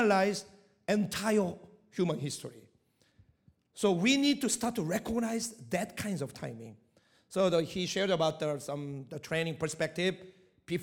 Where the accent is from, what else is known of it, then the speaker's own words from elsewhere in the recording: South Korea; first language Korean; English is a second language; moved away as an adult; also born or lived in Middle East; I'm Korean person, but at the same time, I didn't come from Korea